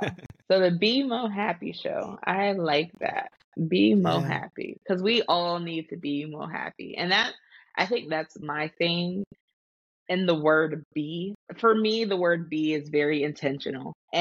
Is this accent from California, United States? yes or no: no; Florida, United States; I am in Florida, born and raised in this sunny state that's usually rainy